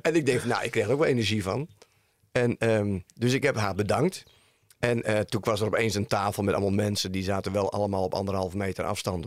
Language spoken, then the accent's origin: Dutch; Woerden, Utrecht, Netherlands; ik kom uit Woerden